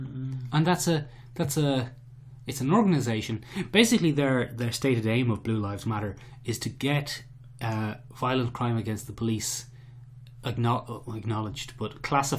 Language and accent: English; Ireland